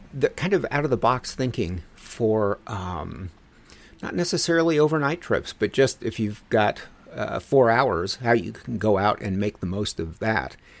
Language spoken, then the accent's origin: English; Denver, Colorado, United States; moved away; my hometown of Denver